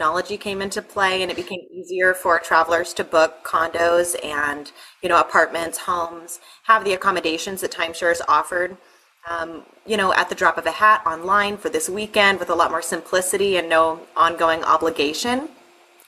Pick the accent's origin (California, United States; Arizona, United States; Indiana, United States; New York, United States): Arizona, United States; Sedona; I grew up in Sedona, Arizona